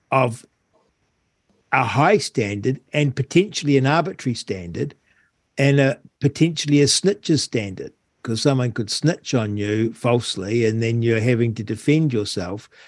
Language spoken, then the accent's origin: English; New Zealand; now in Australia; because I'm not an Australian citizen, I'm a New Zealand citizen, technically, I get detained.